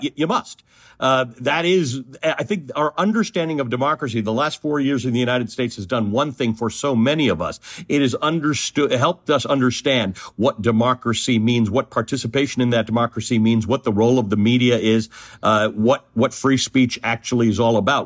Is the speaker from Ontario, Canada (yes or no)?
yes; Toronto, Ontario, Canada; born or raised there; also born or lived in Kenya